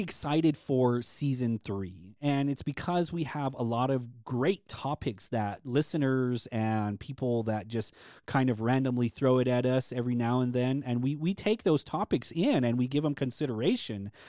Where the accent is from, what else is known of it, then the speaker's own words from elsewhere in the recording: Hopi, Arizona, United States; we're Hopi and we're Native American